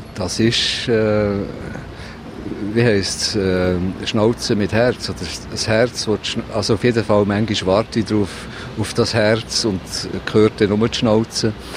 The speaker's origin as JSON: {"language": "German", "region": "Solothurn", "country": "Switzerland", "tie": "born or raised there", "also_born_or_lived": "Bern", "moved": "as an adult", "lives_now": "Berlin, Germany", "said": "Solothurn, das ist meine Heimatstadt"}